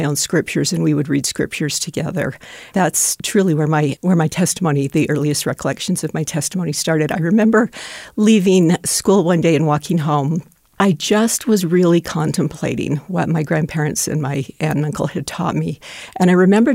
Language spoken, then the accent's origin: English; Salt Lake City, Utah, United States; I was born and raised in Salt Lake City.